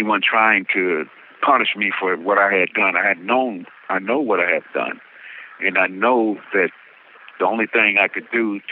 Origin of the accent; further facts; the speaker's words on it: Barstow, California, United States; I'm from Barstow, the heart of the high desert. You know, and I was telling her, that's the only place I knew until they brought me here.